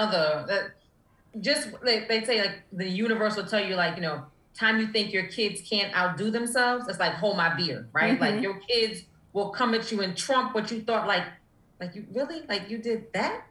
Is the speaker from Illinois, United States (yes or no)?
no; New York City, New York, United States; moved away; also born or lived in Atlanta; I'm from Harlem